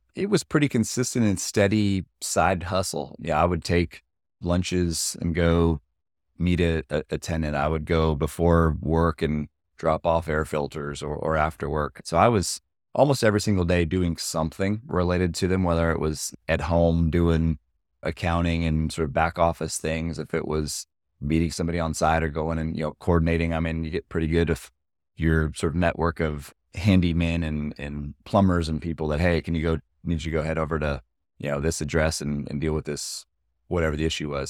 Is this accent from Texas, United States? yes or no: yes; Austin, Texas, United States; we're both born and raised in Austin